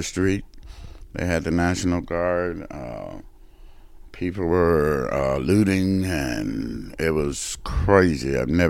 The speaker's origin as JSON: {"language": "English", "town": "Memphis", "region": "Tennessee", "country": "United States", "tie": "born or raised there", "moved": "yes", "lives_now": "Calabasas, United States", "said": "When we were growing up in Memphis"}